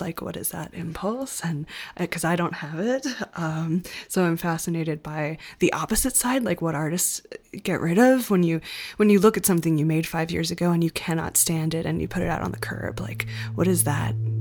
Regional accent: Denmark; I was born in Denmark

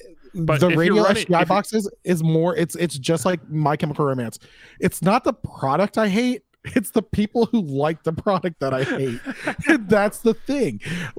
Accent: Florida, United States; I'm from Florida.

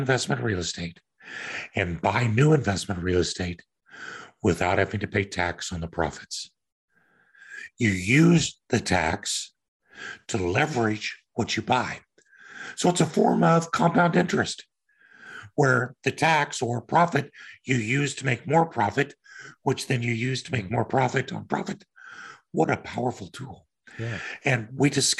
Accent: Kansas, United States; moved away; also born or lived in Denver; I'm from Kansas

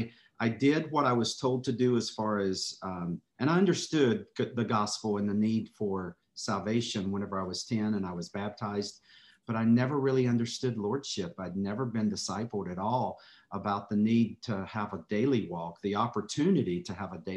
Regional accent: North Carolina, United States; accent: drawl; So I was born and raised in North Carolina.

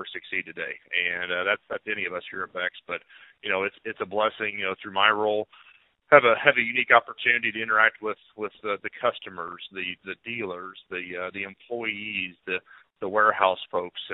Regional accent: Shelbyville, Missouri, United States; I grew up in Northeast Missouri, a small town called Shelbyville

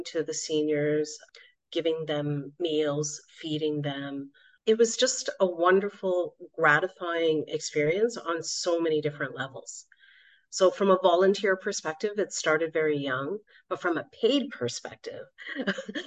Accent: Canada; now in Switzerland; I was brought up in a very tight Indian community growing up in Canada.

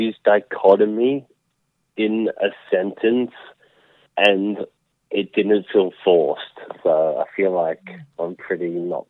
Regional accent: Australia; also born or lived in Riverland, South Australia; I am Australian from, you know, the coast.

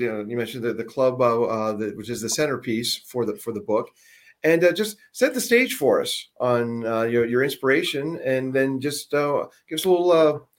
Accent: Seattle, Washington, United States; now in Phoenix, United States; I came from Seattle, too.

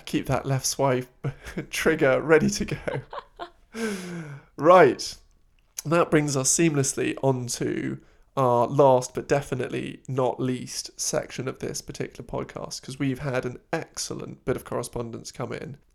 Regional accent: London, United Kingdom; I grew up in London, we'd have like football birthday party

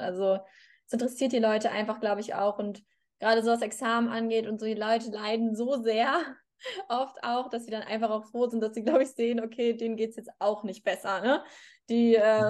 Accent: Hamburg, Germany; moved away as an adult; now in Madrid, Spain; ich bin ja auch aus, also ich komme auch aus Hamburg, ich habe in Hamburg studiert

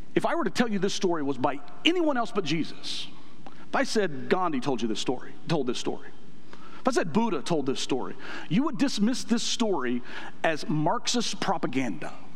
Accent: United States; I'm an American

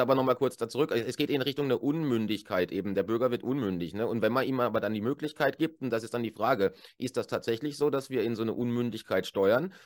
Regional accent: Germany; moved away as an adult; now in Switzerland; als Deutscher, der jetzt äh, über zehn Jahre hier lebt

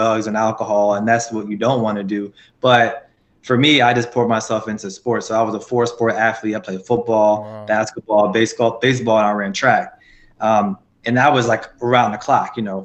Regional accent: Petersburg, Virginia, United States; I'm actually from Petersburg, Virginia. I would probably say, in summary, only child raised by my grandmother

